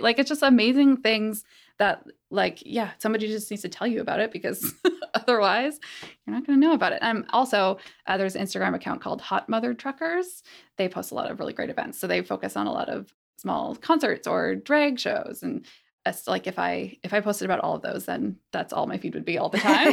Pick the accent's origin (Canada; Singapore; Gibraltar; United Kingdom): Canada; Calgary, Alberta; moved away; I grew up in Calgary, which is a much warmer place in terms of this